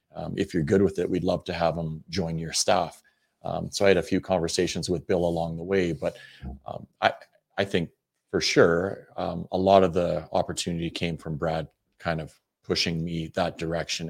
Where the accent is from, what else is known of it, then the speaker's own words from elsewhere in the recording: Western Canada, Canada; moved away; we're from Western Canada too.